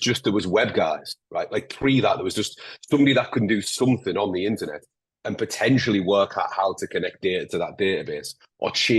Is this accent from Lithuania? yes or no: no; Northern England, United Kingdom; accent: Northern English, a little bit Scottish; between Geordie, Scouse and Scottish; I'm particularly Northern English, a little bit Scottish. So I'm kind of like between Newcastle, Liverpool, and Scotland.